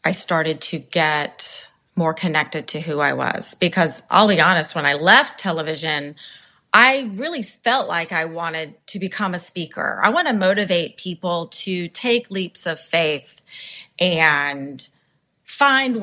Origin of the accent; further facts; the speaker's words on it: Charleston, South Carolina, United States; my hometown of Charleston